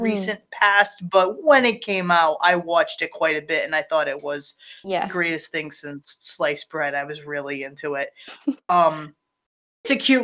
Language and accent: English; Rhode Island, United States; we are from Rhode Island